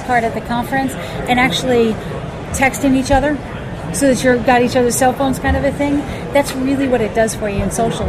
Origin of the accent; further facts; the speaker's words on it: Charlotte, North Carolina, United States; moved away as an adult; I grew up in Charlotte. I was there for like 24 years